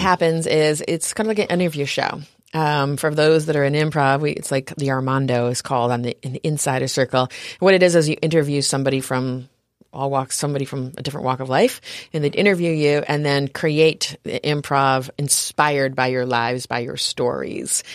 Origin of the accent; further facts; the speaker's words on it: upstate New York, United States; moved away as an adult; also born or lived in New Orleans; now in San Diego, United States; I grew up in New York, upstate New York, up near Canada.